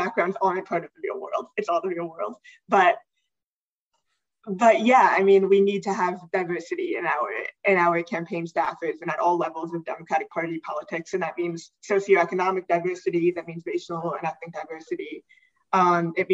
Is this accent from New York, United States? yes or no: yes; New York City, New York, United States; I'm from New York City